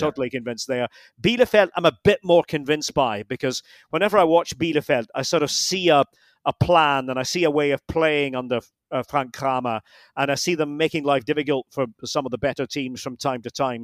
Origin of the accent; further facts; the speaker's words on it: Scotland, United Kingdom; being a Scot